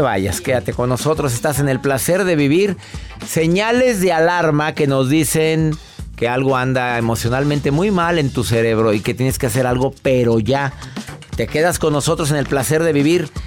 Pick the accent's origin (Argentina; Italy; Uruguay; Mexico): Mexico; soy mexicano